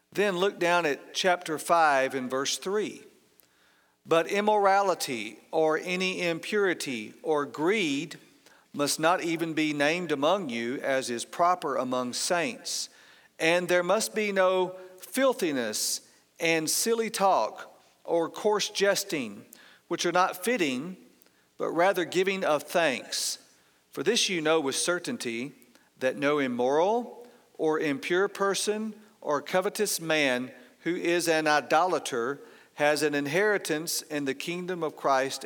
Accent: outside of Atlanta, Georgia, United States; I grew up outside of Atlanta

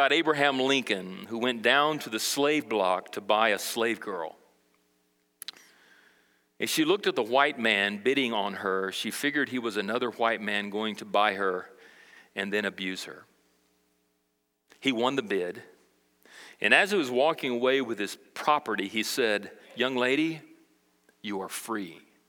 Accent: Brazil; now in United States; I grew up in South America, Brazil, as a missionary kid, and I didn't learn some of the struggles that went on socially in America.

